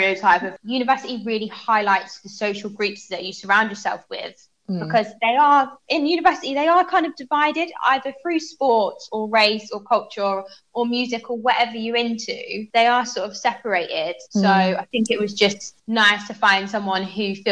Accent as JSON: {"language": "English", "town": "Cambridge", "region": "East of England", "country": "United Kingdom", "tie": "born or raised there", "moved": "as an adult", "lives_now": "Dubai, United Arab Emirates", "said": "I'm mixed, so my mum's English and my dad's Jamaican, and I grew up around Cambridge"}